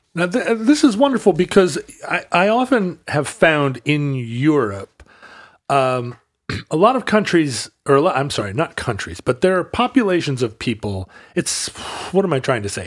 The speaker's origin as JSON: {"language": "English", "region": "Wales", "country": "United Kingdom", "said": "I am a Welshman"}